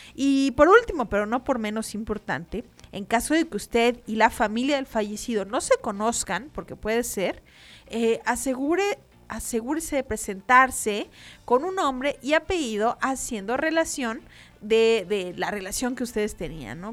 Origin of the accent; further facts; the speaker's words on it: Mexico; para nosotros como mexicanos